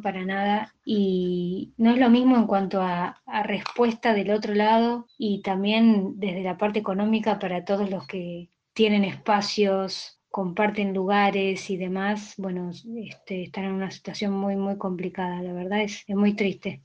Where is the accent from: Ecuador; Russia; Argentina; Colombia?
Argentina; Buenos Aires; soy una cantautora de Buenos Aires, Argentina, vivo en Saavedra.